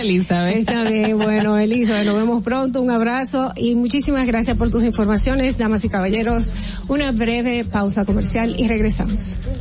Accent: Dominican Republic; como dominicana

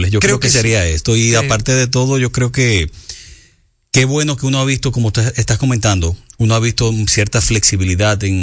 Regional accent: Dominican Republic; como dominicanos, como seres humanos, como latinos

